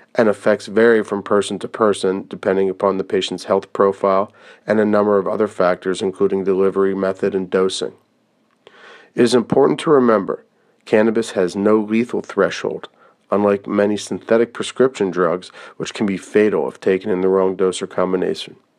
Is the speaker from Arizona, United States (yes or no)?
no; Pennsylvania, United States; my home state of Pennsylvania